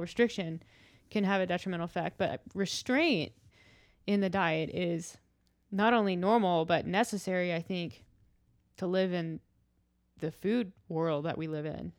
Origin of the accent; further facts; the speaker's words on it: the South, United States; I'm from the South